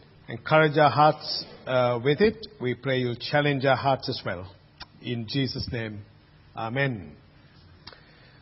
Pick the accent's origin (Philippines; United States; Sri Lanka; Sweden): Sri Lanka; Colombo, Western Province; now in Australia; place of birth, Colombo, Sri Lanka. So, but I'm an Aussie, but I'm born there in Colombo